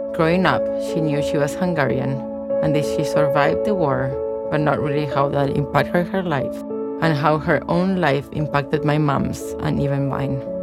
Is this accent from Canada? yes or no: no; Argentina; English is a second language; moved away; You're gonna hear an accent because I was raised in Argentina